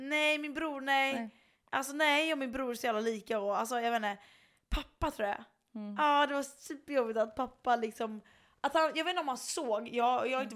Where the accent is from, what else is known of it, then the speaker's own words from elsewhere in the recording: Sweden; also born or lived in Chicago; hon och jag var ju svenskar